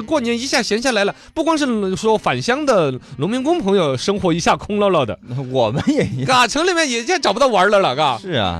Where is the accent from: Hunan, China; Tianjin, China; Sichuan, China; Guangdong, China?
Sichuan, China; 我们四川这边